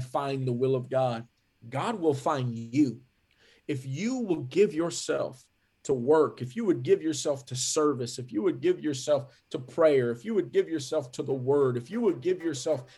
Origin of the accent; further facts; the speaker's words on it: California, United States; also born or lived in McAllen, Texas; raised in California from a, you know, very young age, like even just before my first birthday